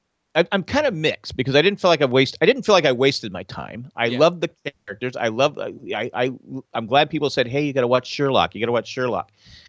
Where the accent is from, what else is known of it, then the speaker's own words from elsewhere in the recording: England, United Kingdom; I'm British, so I can say that.